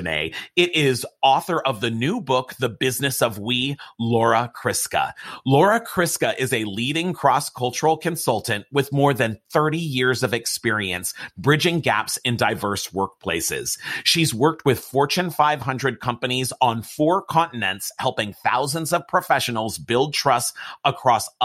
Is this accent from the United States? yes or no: yes; Los Angeles, California, United States; I'm from Los Angeles, California